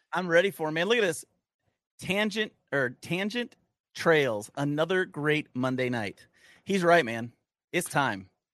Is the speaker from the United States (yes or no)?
yes; Cortland, New York, United States; I grew up in Cortland, New York, just south of Syracuse